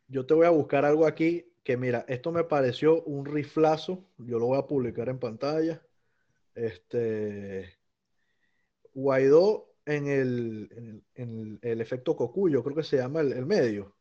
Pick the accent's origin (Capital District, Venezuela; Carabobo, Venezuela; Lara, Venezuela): Capital District, Venezuela; Caracas; moved away; como venezolano extraño mi casa, extraño ver mi Cerro Ávila